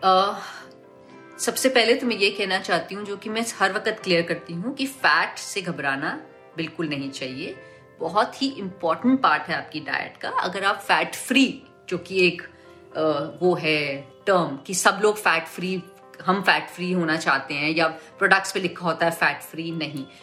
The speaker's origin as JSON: {"language": "Hindi", "region": "North India", "country": "India", "said": "अगर मैं कुक करती हूँ तो मैं सरसों का ऑयल बिकॉज मैं नॉर्थ से हूँ तो मैं सरसों का ऑयल यूज करती हूँ"}